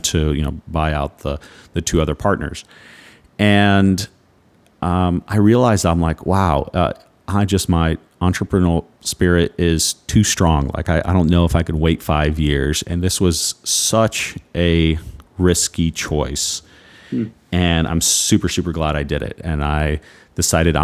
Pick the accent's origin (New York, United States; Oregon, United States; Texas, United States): Texas, United States; Houston; moved away as an adult; now in Naples, United States; my hometown, Houston